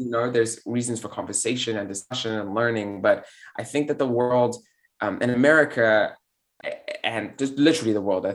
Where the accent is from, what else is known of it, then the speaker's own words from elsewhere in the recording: South Africa; moved away as an adult; also born or lived in Belgium / Europe; now in United States; I'm a South African Belgian immigrant living in the United States who speaks a few languages and has been here for 10 years, been in Europe